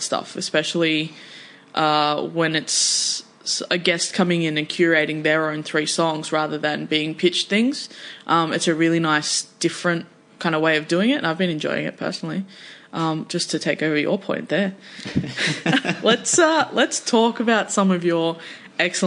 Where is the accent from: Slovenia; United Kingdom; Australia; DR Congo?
Australia; we as Australian music fans